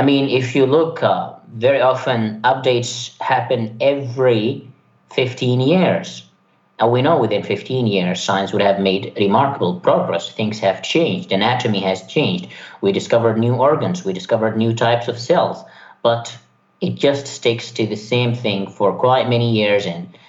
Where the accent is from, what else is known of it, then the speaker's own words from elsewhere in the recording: Yemen; born there; English is a second language; Well, I was born in Yemen. There wasn't really much going on in terms of science